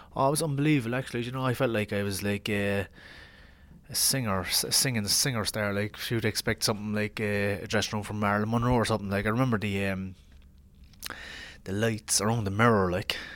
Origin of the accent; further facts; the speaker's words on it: Ireland; I'm Irish